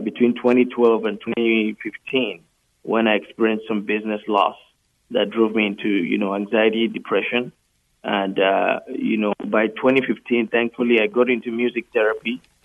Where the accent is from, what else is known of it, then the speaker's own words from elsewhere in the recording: Nigeria; also born or lived in United Kingdom; now in Canada; in 2012, I moved to Canada from the UK. Uh, I was born in Nigeria